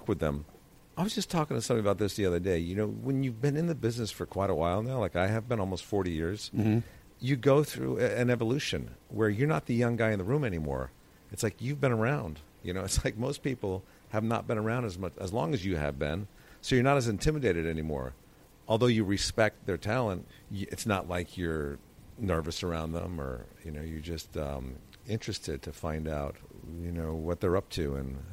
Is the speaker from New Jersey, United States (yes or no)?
no; Connecticut, United States; moved away as an adult; I grew up in Connecticut